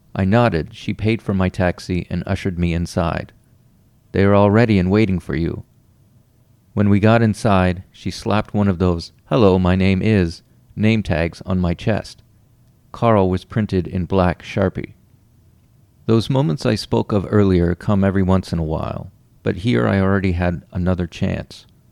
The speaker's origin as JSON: {"language": "English", "town": "Ottawa", "region": "Ontario", "country": "Canada", "tie": "born or raised there", "moved": "yes", "lives_now": "Toronto, Canada", "said": "I'm from Ottawa"}